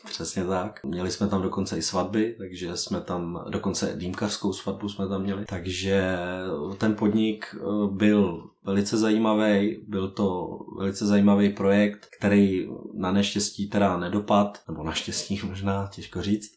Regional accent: Prague, Czechia; ptal se, odkud jsme. A my jsme říkali, že jsme z Prahy

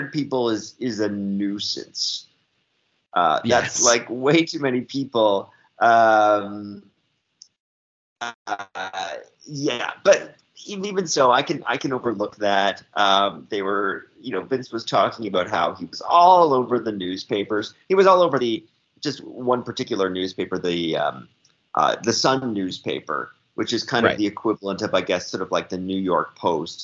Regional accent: Canada; Being a Canadian

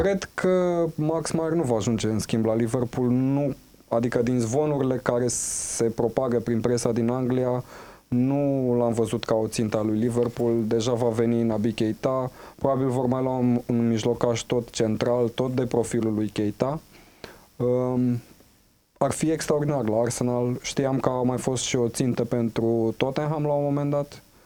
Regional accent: Huși, Moldavia, Romania; Da, și eu tot fiul al Moldovei sunt. Da. Uh, tot la mine, în orașul natal

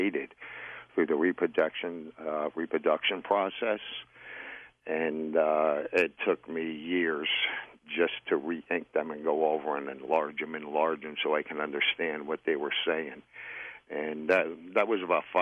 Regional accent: Connecticut, United States; I'm from the Connecticut and I'm deep in the mountains of West Virginia

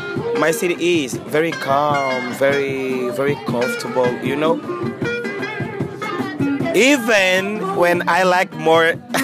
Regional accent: Angola; English is a second language; moved away; I'm from Angola.

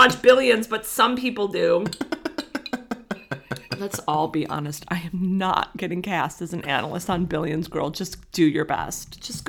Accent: Middle America, Midwest, United States; I'm from Middle America

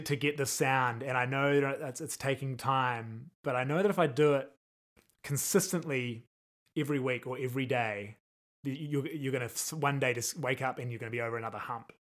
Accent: New Zealand; moved away as an adult; now in Las Vegas, United States; being a New Zealander

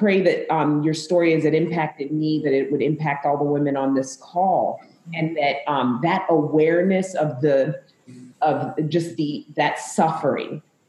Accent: Zambia; also born or lived in United States; My dad was Caucasian American and my mom was Zambian. I was born in Zambia. So I am African American.

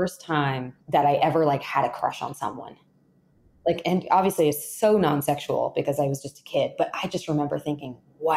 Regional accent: Florida, United States; moved away; I'm from Florida originally, and there's plenty of humidity, perfect breeding ground for really great fungus.

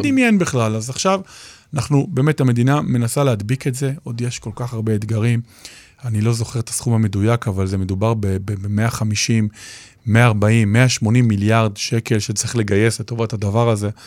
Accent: Israel

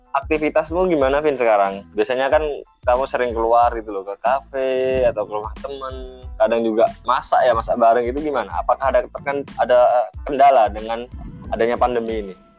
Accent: Probolinggo, East Java, Indonesia; aku kan dari Probolinggo nih ya asalnya

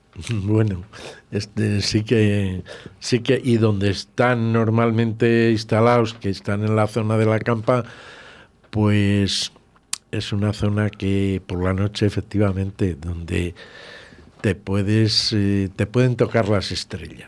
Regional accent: Villalar de los Comuneros, Castile and León, Spain; ser alcalde de mi pueblo

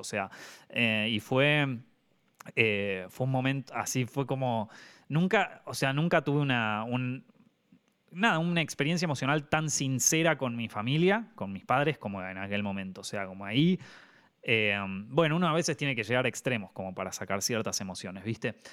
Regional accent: Argentina; moved away as an adult; now in Madrid, Spain; como argentino

